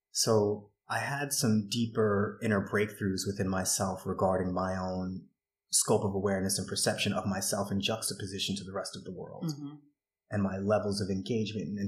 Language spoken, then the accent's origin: English; New York, United States; I'm a New Yorker. Like I'm born yeah. and raised in New York